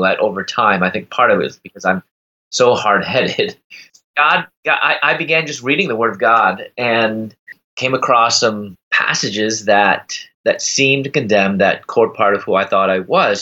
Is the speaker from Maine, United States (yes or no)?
no; Chicago, Illinois, United States; moved away as an adult; also born or lived in Louisville, Kentucky; I'm from Chicago. I moved to Louisville, Kentucky at the time